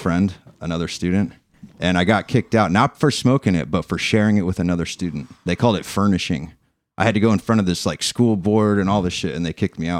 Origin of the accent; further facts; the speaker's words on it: Corona, California, United States; also born or lived in Riverside, California / Hemet, California; I lived in Corona till I was 10.